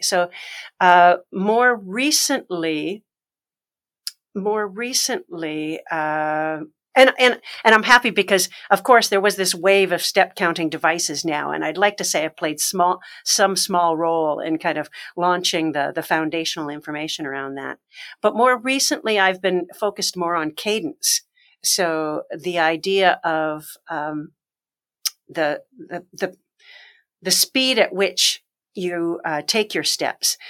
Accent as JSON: {"language": "English", "country": "Canada", "also_born_or_lived": "Alberta / Nova Scotia / Ontario", "moved": "yes", "said": "I'm originally Canadian."}